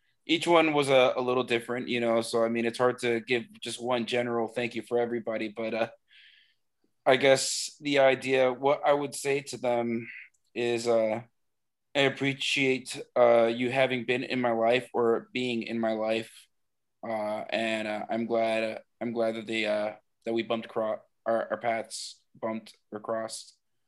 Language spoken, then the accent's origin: English; Miami, Florida, United States; You know, I'm from Miami. My parents are Cuban.